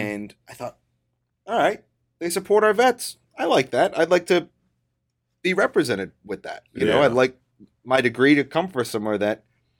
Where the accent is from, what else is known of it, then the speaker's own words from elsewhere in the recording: Chicago, Illinois, United States; born there; I was born in Chicago, Illinois, or a suburb of Chicago